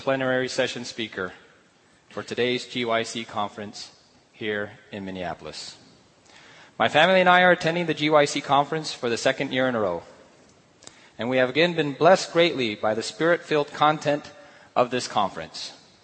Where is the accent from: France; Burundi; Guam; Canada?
Guam; in the early 1960s and early 70s, I grew up in Guam